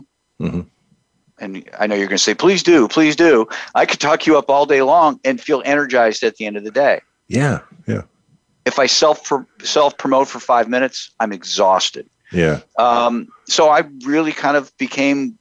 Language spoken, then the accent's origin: English; Houghton, Michigan, United States; moved away as an adult; now in Columbus, United States; I grew up in the Upper Peninsula of Michigan, about 4 hours north of Green Bay. Shout out to Houghton, Michigan